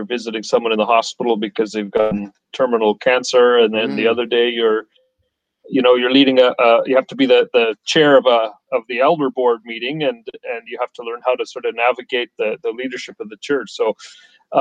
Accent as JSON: {"language": "English", "country": "Canada", "tie": "born or raised there", "said": "I grew up in Canada"}